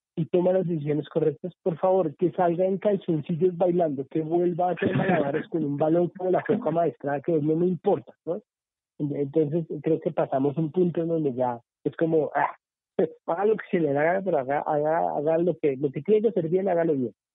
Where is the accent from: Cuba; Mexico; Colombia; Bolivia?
Colombia